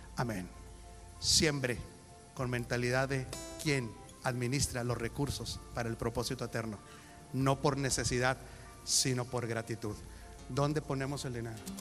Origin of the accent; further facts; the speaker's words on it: Mexico; Soy mexicano.